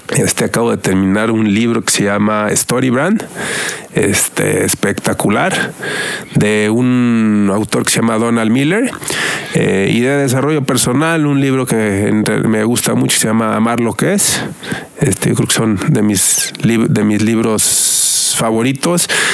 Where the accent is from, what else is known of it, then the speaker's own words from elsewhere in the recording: Mexico; somos el país de América Latina que más consume radio y digital